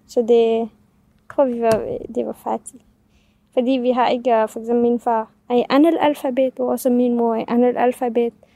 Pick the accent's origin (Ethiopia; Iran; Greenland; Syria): Syria; first language Kurdish; Danish is a second language; now in Denmark; vi er kurder fra Syrien, så vi taler kurdisk